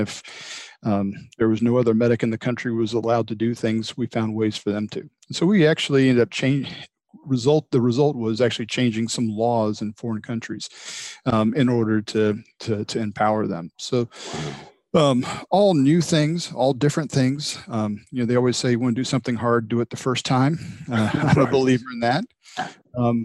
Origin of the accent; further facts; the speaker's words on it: Atlanta, Georgia, United States; moved away as an adult; also born or lived in San Antonio, Texas / St. Louis area; I'm from Georgia originally, born and raised in the Atlanta area.